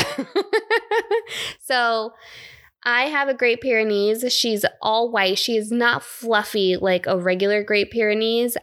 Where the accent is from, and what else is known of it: South Florida, United States; born or raised there; moved away; also born or lived in Bay Area, California